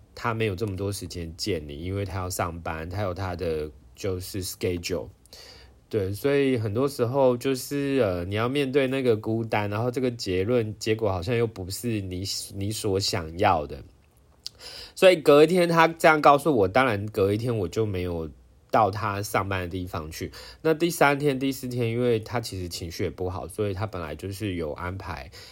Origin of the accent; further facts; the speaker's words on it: Taiwan; 我是台湾人